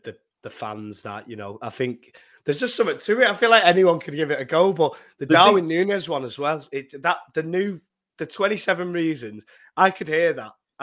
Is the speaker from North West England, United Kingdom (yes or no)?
yes; Warrington, North West England, United Kingdom; I come from Warrington and I'm 26